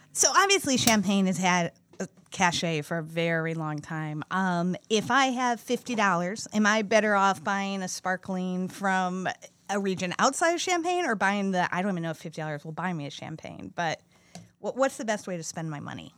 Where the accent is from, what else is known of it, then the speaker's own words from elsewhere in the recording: Midwest, United States; I grew up in the Midwest